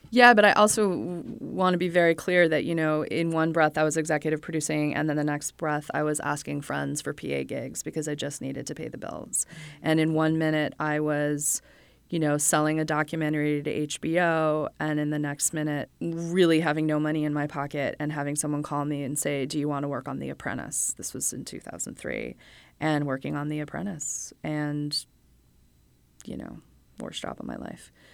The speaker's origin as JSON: {"language": "English", "town": "Los Angeles", "region": "California", "country": "United States", "tie": "born or raised there", "also_born_or_lived": "Chicago, Illinois", "moved": "as an adult", "said": "I moved to L A when I was nine"}